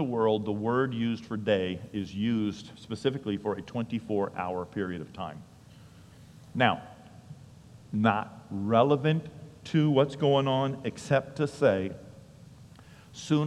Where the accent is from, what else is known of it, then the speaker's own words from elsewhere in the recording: New England, United States; I'm from New England, so you have to say wicked before things.